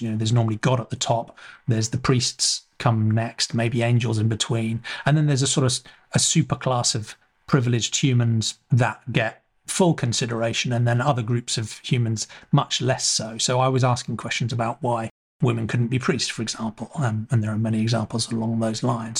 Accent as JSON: {"language": "English", "region": "England", "country": "United Kingdom", "tie": "born or raised there", "said": "I grew up in England"}